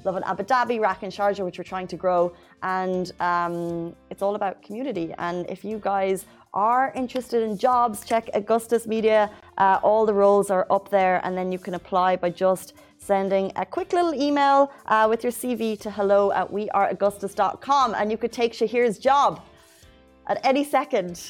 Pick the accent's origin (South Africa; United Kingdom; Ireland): Ireland; now in UAE; I'm Irish